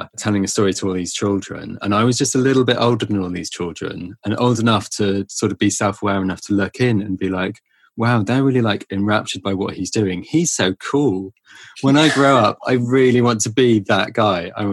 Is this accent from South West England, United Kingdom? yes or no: yes; Cornwall, South West England, United Kingdom; growing up in Cornwall.